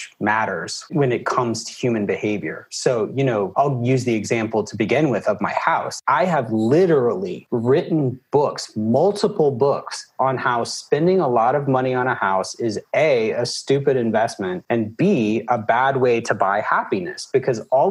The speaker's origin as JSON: {"language": "English", "region": "Alabama", "country": "United States", "moved": "as an adult", "lives_now": "Atlanta, United States", "said": "I'm from Alabama"}